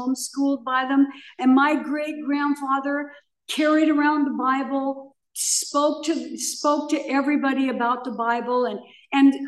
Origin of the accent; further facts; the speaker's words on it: Pomona, California, United States; also born or lived in Akron, Ohio; I was born in Akron, Ohio, and I was raised by my great grandparents. I was born to a very, very young mother. And my great grandparents' parents were in the Civil War. So they were in their 80s when they took me. And they brought me in a little wicker basket to California. And we settled on a small chicken farm in Pomona, California